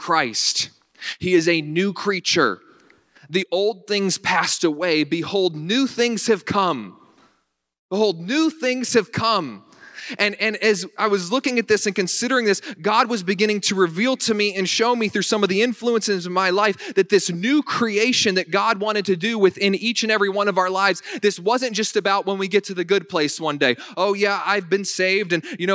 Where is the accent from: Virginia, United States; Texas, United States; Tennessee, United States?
Virginia, United States; Northern; moved away as an adult; now in Western New York, United States; I was raised in Northern Virginia